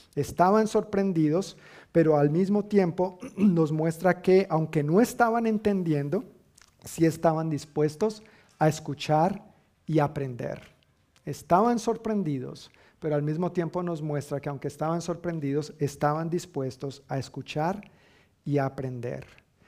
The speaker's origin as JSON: {"language": "Spanish", "country": "Colombia", "moved": "yes", "lives_now": "United States", "said": "decimos en Colombia"}